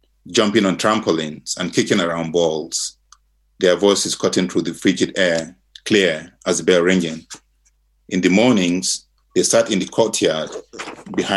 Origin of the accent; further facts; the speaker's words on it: Nigeria; moved away as an adult; now in Virginia, United States; I grew up in Nigeria, which was colonized by the British